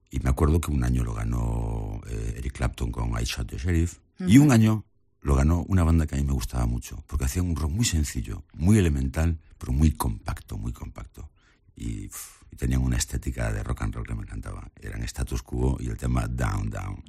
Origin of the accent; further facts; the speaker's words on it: Galicia, Spain; soy gallego